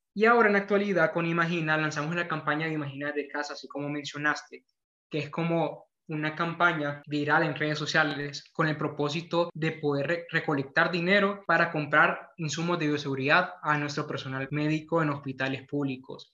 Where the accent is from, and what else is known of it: Honduras